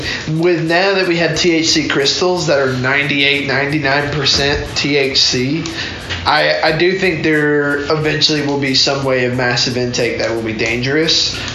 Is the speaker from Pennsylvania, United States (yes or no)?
no; Alabama, United States; moved away; I'm actually from Alabama